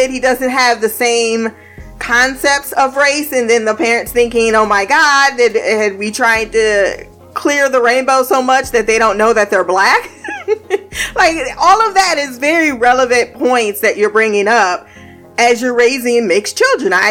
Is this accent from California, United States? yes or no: no; Indiana, United States; I came from Indiana where it was more looks. Like I felt more racial tension and Indiana, but in Ohio, for the most part